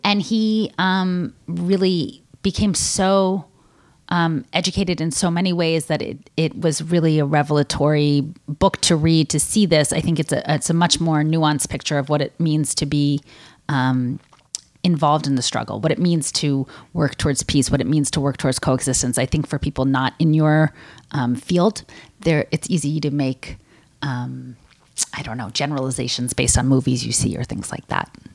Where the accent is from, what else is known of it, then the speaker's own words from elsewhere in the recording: United States; People in my milieu uh, growing up in America as someone who's you know middle class or above go to college